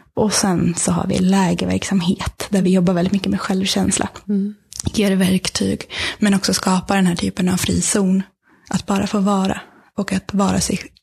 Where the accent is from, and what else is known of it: Sweden